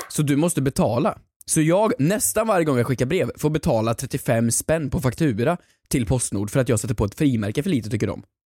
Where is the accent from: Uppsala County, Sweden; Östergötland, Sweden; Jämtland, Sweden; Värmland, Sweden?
Värmland, Sweden; moved away; hemma i Värmland